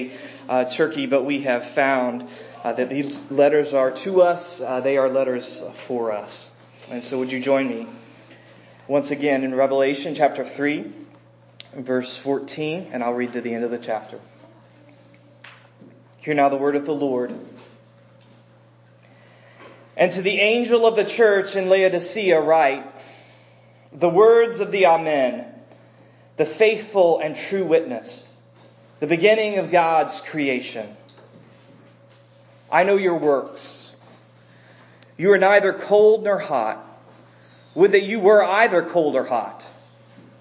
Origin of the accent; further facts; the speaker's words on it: American South, United States; I grew up here in the American South